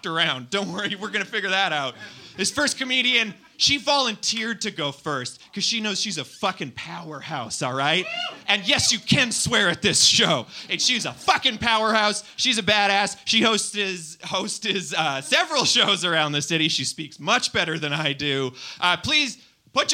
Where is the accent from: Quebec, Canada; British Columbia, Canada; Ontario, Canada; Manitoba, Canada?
Manitoba, Canada; Winnipeg; now in Toronto, Canada; I'm from Winnipeg